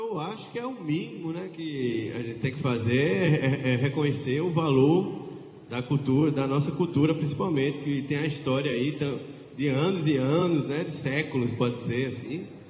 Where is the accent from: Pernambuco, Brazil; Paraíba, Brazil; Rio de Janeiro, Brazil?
Paraíba, Brazil; nosso Nordeste aqui, nossa Paraíba